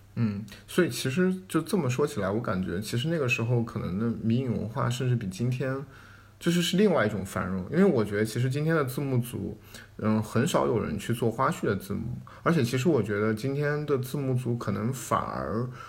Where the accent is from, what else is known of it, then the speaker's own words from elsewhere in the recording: Hangzhou, Zhejiang, China; 因为我小时候其实也是住在文三路，所以我家边上全是电脑城